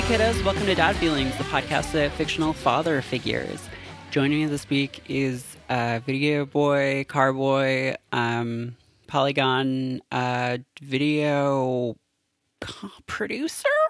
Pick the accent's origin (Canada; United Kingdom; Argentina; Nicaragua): Canada; I have, like, a latent knowledge of French, being Canadian